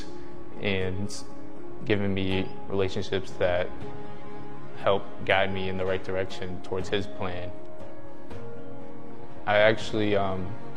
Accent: Mashpee, Massachusetts, United States; I am from Cape Cod, Massachusetts. So I went to Mashpee Middle High School

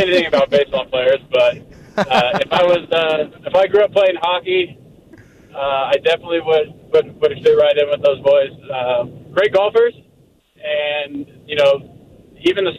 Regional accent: Inland Empire, California, United States; also born or lived in Corona / Rancho Cucamonga; I spent my whole life in the Inland Empire, and I didn't go too far away for college, obviously, at UC Riverside

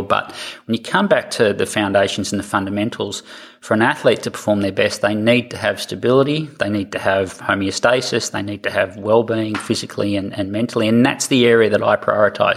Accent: Australia; accent: Australian; moved away as an adult; also born or lived in United States / Canada; I'm, an Australian, as you'll tell by my accent

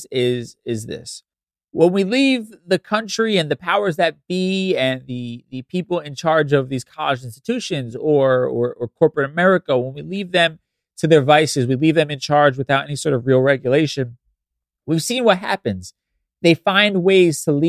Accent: New York City, New York, United States; I grew up in the Bronx

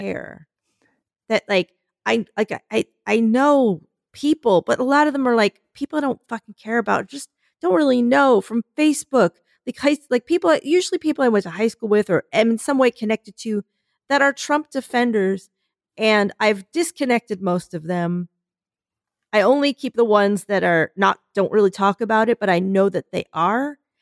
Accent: Philadelphia, Pennsylvania, United States; I'm from Philadelphia

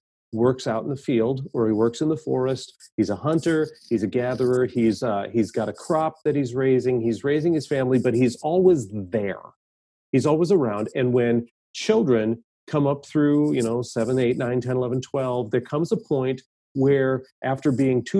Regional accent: Minnesota, United States; I grew up in Minnesota.

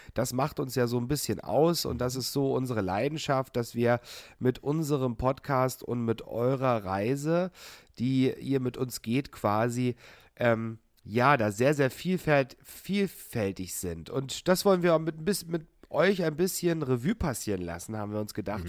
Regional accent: Hoyerswerda, Saxony, Germany; meine Heimatstadt Hoyerswerda

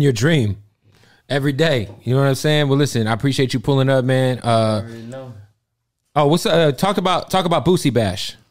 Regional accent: West Coast, United States; also born or lived in Florida; I'm from the West Coast

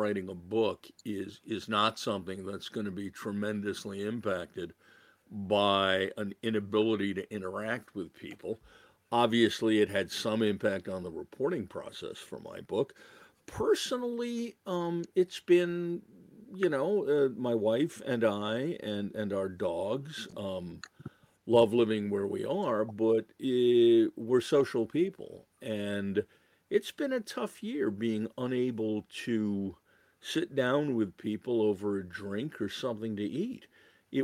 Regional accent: Massachusetts, United States; also born or lived in New York City; I was born in New York City, but pretty quickly my parents decided to escape that kind of environment for me and my sister. So I ended up growing up in Massachusetts

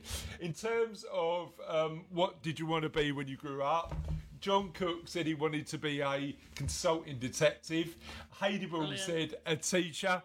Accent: London, United Kingdom; I'm from East London. I'm from sort of a little bit further in a place called Canning Town

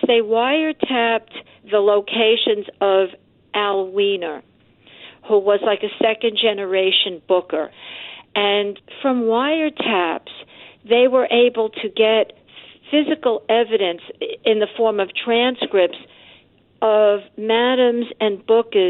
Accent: New York City, New York, United States; I'm a New Yorker

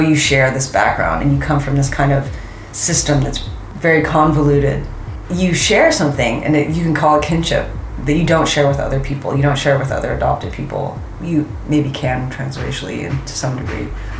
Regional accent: United States; also born or lived in Korea; as an American

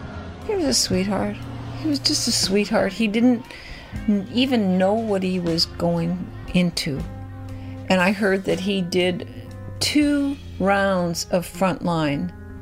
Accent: Chicago, Illinois, United States; now in San Francisco, United States; I'm from Chicago. I'm from Chicago, Illinois.

